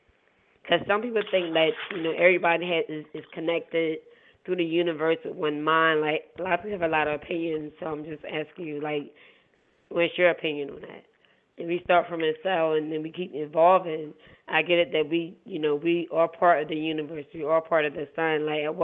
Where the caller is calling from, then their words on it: Philadelphia, Pennsylvania, United States; I'm calling from Philly.